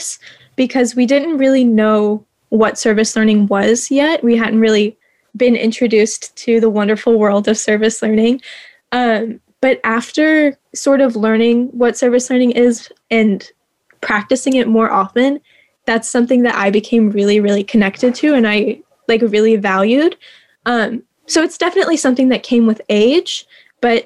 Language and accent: English; Clarksville, Tennessee, United States; I'm from Clarksville, Tennessee. So I'm about an hour out from Nashville.